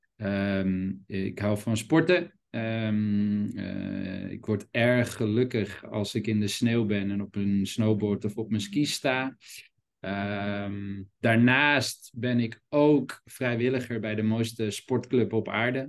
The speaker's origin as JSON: {"language": "Dutch", "town": "Amsterdam", "region": "North Holland", "country": "Netherlands", "tie": "born or raised there", "said": "ben geboren en opgegroeid in Amsterdam"}